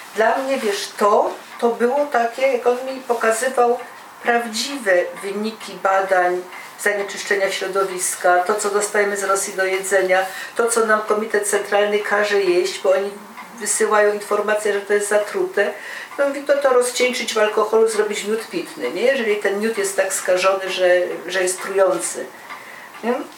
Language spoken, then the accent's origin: Polish; Silesian Voivodeship, Poland